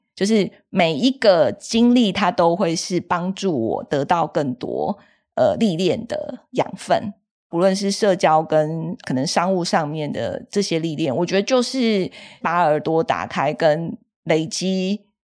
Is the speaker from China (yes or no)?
no; Taiwan; 我是一个在台湾土生土长长大的小孩，也是在台湾受教育